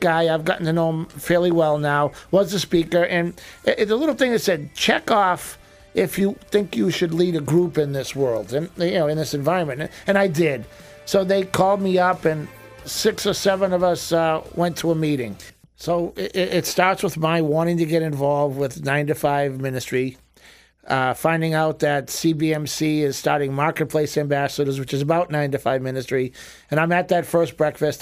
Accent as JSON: {"language": "English", "town": "Boston", "region": "Massachusetts", "country": "United States", "tie": "born or raised there", "moved": "yes", "lives_now": "Florida, United States", "said": "We grew up in Boston as Irish Italian Catholics"}